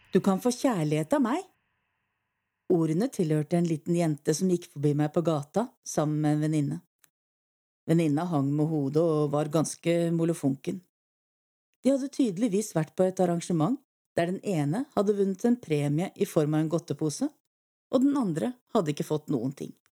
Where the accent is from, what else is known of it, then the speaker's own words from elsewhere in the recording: Eastern Norway, Norway; accent: Eastern Norwegian; moved away; ellers er jeg jo østlending, det er kanskje ikke så vanskelig å høre.